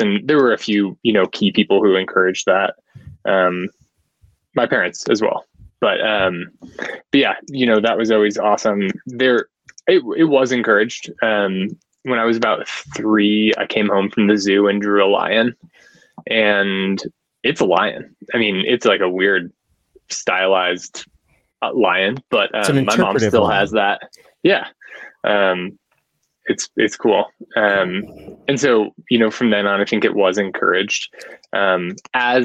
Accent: Colorado, United States; also born or lived in Denver, Colorado; I am from Colorado, currently live in Denver, kind of bounced around all over the state as a kid in the mountains

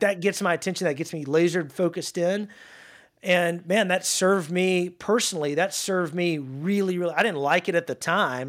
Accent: North Louisiana, United States; now in Dallas, United States; playing football in my hometown of Louisiana

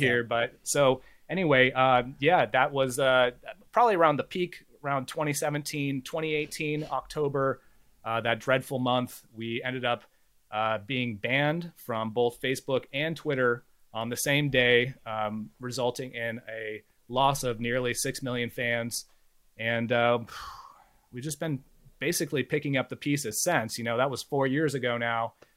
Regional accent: Bay Area, California, United States; I grew up in the Bay Area

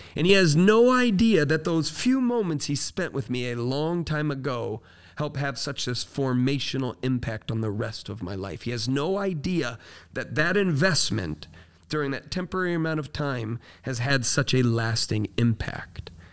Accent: Florida, United States; I grew up in Florida.

